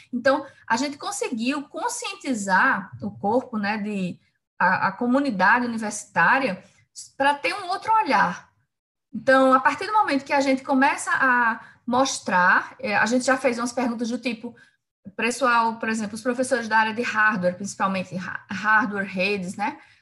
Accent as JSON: {"language": "Portuguese", "town": "Campina Grande", "region": "Paraíba", "country": "Brazil", "moved": "as an adult", "lives_now": "João Pessoa, Brazil", "said": "eu sou de Campina Grande, na Paraíba"}